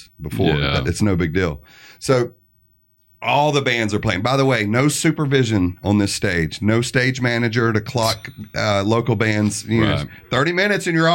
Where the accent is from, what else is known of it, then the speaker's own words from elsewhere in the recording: Alabama, United States; we're from Alabama